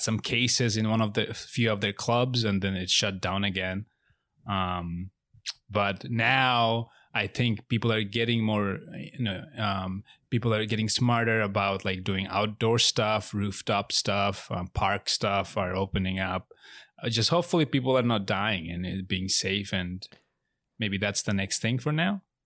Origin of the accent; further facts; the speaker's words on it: Bangladesh; now in United States; I'm not American. I'm from Bangladesh. I was born and raised in Bangladesh, so I'm not a citizen.